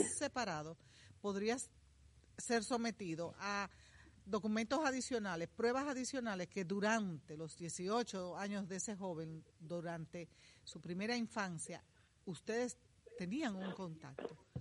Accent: Dominican Republic; los dominicanos siempre hemos tenido una larga historia

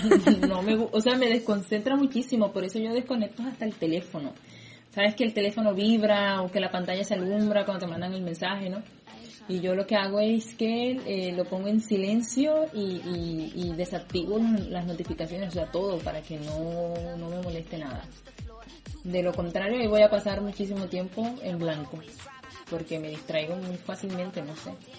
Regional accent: Colombian Caribbean coast, Colombia; also born or lived in Bosconia, Cesar; yo soy de la costa caribe colombiana

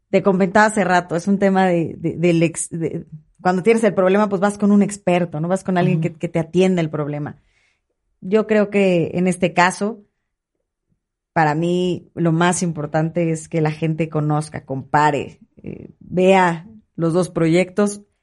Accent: State of Mexico, Mexico; soy emanada del PRI, pero soy más mexiquense que priista. Y quiero que a mi Estado le vaya bien.

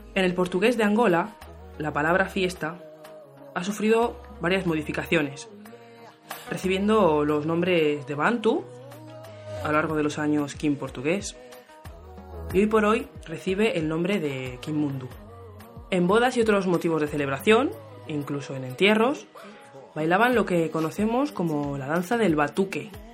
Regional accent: Spain; Soy española, pero tengo raíces caboverdianas.

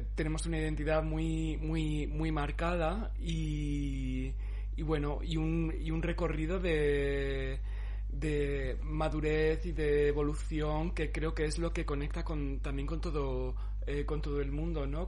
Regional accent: Cáceres, Extremadura, Spain; moved away; yo me crié allí, en Cáceres

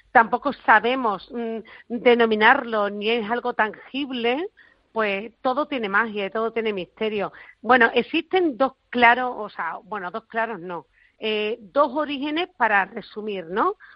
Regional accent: Spain; somos españoles.

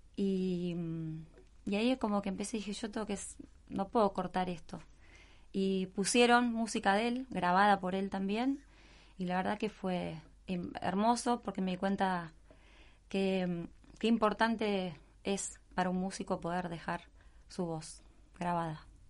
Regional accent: Buenos Aires, Argentina; moved away as an adult; now in Mar del Plata, Argentina; Nací en Buenos Aires, capital federal

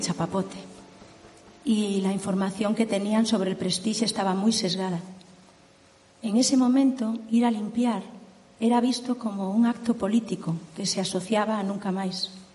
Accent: Agolada, Galicia, Spain; somos de Agolada, un pueblo pequeño del interior de Galicia

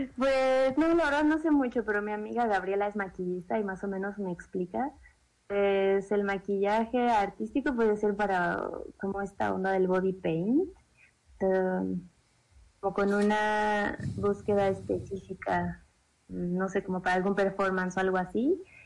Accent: Mexico City, Mexico; En el Distrito Federal, Xochimilco, de donde yo soy nativa

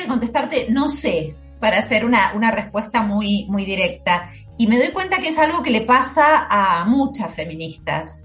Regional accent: Argentina; nací en Argentina, vivo en Argentina

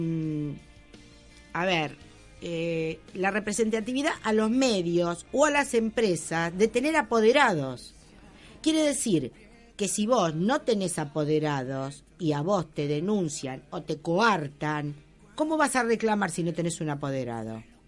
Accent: Argentina; nosotros somos argentinos

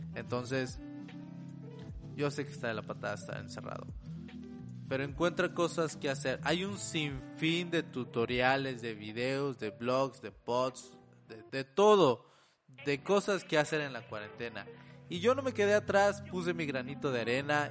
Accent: Monterrey, Nuevo León, Mexico; yo soy de México, soy de Monterrey específicamente

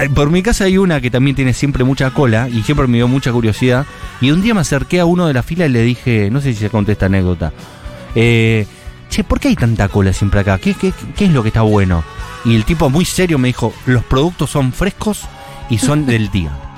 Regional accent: Buenos Aires, Argentina; como todo porteño

